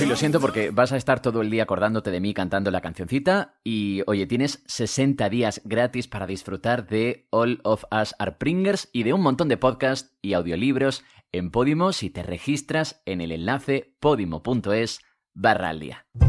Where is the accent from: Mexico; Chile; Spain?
Spain; habiendo vivido toda la vida en España